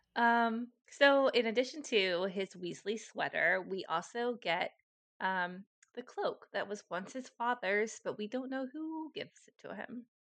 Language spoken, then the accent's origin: English; United States; as an American